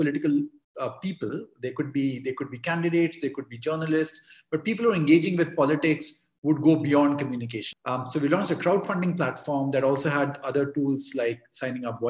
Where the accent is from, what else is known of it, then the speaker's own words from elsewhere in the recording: New Delhi, Delhi, India; I grew up in New Delhi in a neighborhood called Jamia Nagar